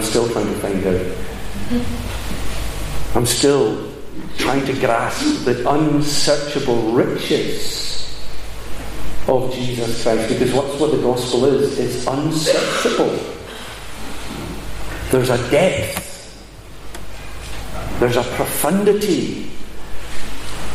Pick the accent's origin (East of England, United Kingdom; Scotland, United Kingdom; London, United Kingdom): Scotland, United Kingdom; Glasgow; 15 years old, we're growing up in Glasgow